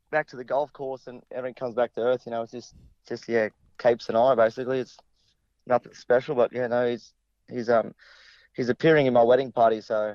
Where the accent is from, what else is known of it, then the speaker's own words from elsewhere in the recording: Charleville, Queensland, Australia; Yes, correct. We're both from Charleville.